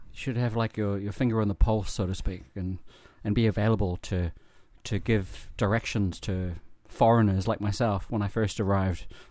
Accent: New Zealand; now in Japan; I'm from New Zealand

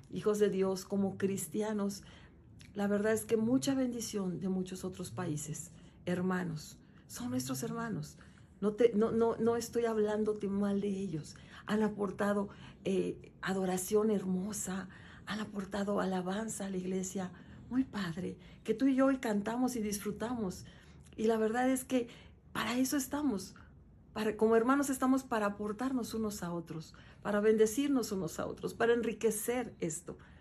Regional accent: Mexico; Él nos hizo mexicanos y aparte de mexicanos somos cristianos

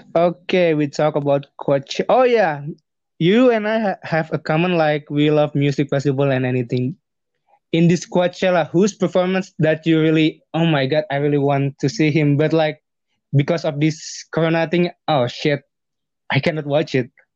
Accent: Bandung, West Java, Indonesia; English is a second language; now in Jakarta, Indonesia; when I'm living in Jakarta or my hometown, like Bandung

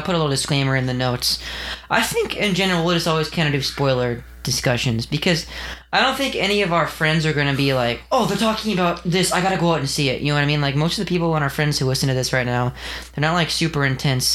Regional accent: California, United States; We're all from California

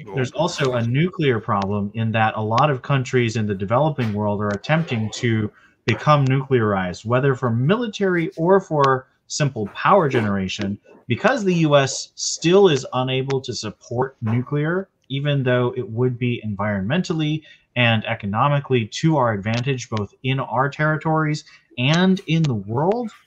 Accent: United States; as an American

